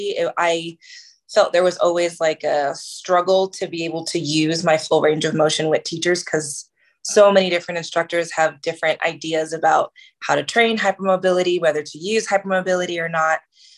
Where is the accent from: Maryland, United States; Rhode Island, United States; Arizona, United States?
Maryland, United States; moved away as an adult; also born or lived in New Jersey / Boston; I'm originally from New Jersey / Maryland. That's where my family is from. Mostly grew up in Maryland